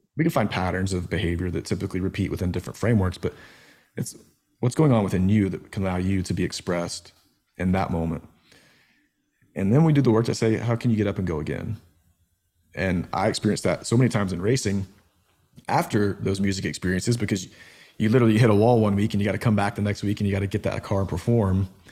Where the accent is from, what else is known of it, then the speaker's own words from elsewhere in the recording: Georgia, United States; moved away as an adult; also born or lived in Nashville; growing up in Georgia